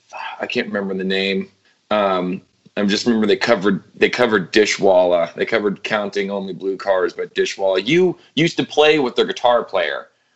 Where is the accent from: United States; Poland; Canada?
United States; Louisville, Kentucky; also born or lived in Los Angeles, California; I was born and raised in Louisville.